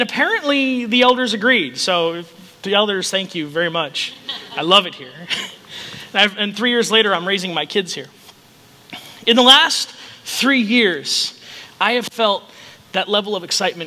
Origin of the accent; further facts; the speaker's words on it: Chicago, Illinois, United States; also born or lived in Rochester, Minnesota; now in Council Bluffs, United States; I grew up in Chicago